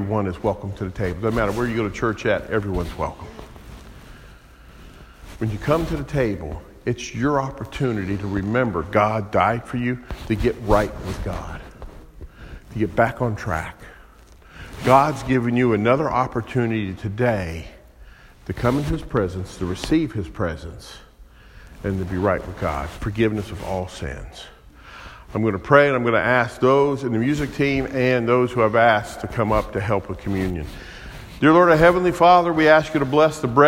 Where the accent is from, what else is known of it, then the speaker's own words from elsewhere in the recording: Kansas City, Missouri, United States; I'm from Kansas City, right down the road from Arrowhead Stadium